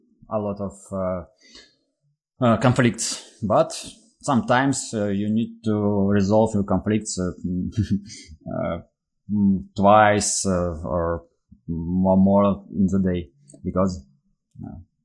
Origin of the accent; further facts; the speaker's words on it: Russia; I'm from Russia